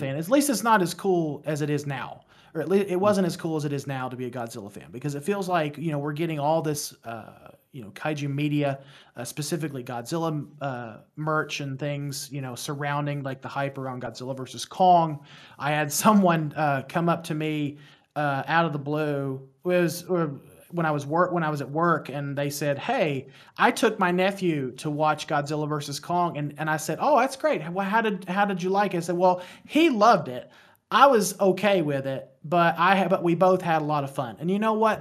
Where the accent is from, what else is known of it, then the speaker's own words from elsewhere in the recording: West Virginia, United States; accent: thick accent; I am from West Virginia. I don't know if you guys can hear the accent, but I, I've been told that I have a thick accent